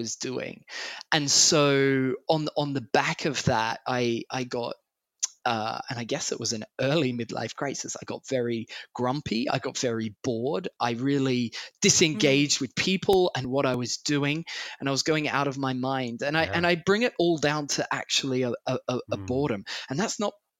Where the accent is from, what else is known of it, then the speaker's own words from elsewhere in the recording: Australia; also born or lived in Sydney; I'm Australian by birth.